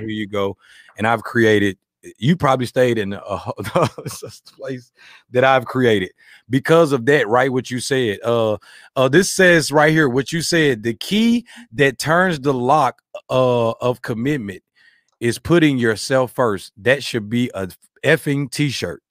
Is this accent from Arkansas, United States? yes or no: yes; Arkansas, United States; I'm from Arkansas, the Bible Belt